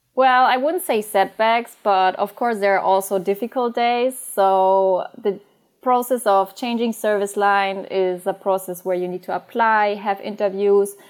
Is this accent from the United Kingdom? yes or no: no; Bavaria, Germany; moved away; also born or lived in Frankfurt; I am originally from Bavaria